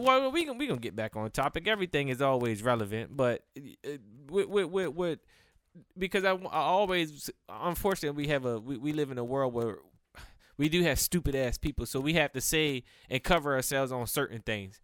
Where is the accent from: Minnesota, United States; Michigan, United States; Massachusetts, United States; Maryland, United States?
Maryland, United States; Cambridge; I'm from Cambridge, Maryland